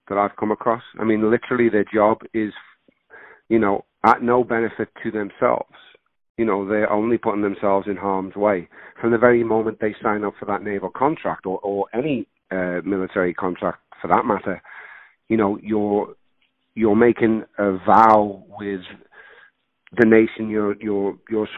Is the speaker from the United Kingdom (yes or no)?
yes; Liverpool, North West England, United Kingdom; accent: Scouse; now in California, United States; growing up in Liverpool, England, you know, if you've got this accent, you're going to play criminal or criminal's mate